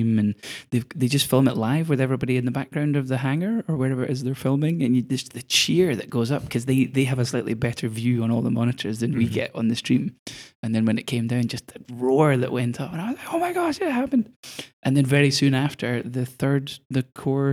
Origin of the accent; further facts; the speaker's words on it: Scotland, United Kingdom; I maybe don't qualify for Scottish anymore